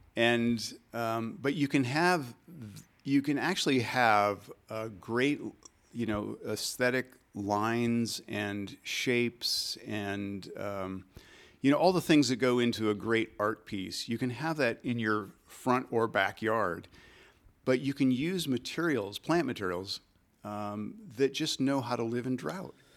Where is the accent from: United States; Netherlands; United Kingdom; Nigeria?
United States; Michigan; This is in the Midwest. I grew up in Michigan